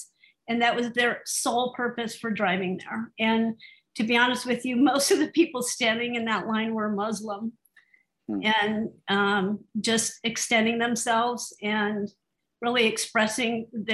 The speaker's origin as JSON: {"language": "English", "town": "Phoenix", "region": "Arizona", "country": "United States", "said": "We live in Phoenix. We're from Phoenix"}